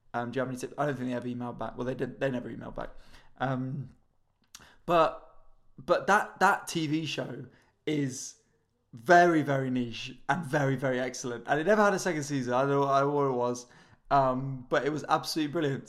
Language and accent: English; London, United Kingdom; I'm from North London as well, so I was sort of in London